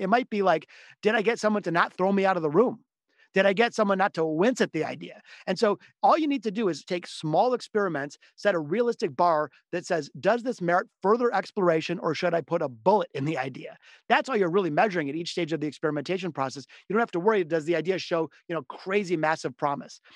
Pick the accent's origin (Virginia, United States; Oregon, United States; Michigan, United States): Michigan, United States; Detroit; I'm from the city of Detroit. I was born here in Detroit, as were my parents and grandparents